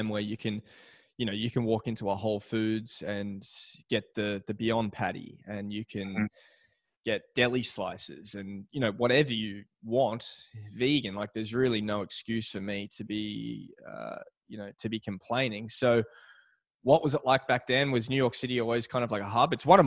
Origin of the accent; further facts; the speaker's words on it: Australia; I'm from Australia